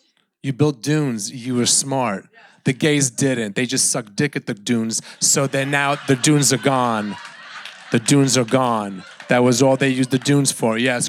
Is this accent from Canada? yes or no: no; Sweden; I'm from Sweden.